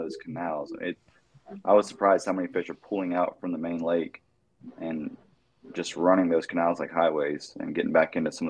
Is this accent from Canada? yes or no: no; Florida, United States; Growing up in Florida